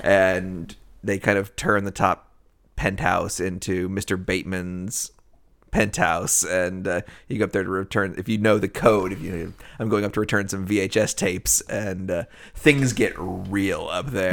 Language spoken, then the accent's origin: English; Nashville, Tennessee, United States; also born or lived in Cleveland; we grew up in Nashville.